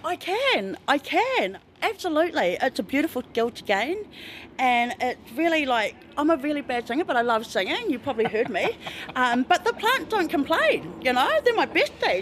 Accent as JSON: {"language": "English", "town": "Tauranga", "region": "Bay of Plenty", "country": "New Zealand", "moved": "as an adult", "lives_now": "Christchurch, New Zealand", "said": "I'm from Tauranga"}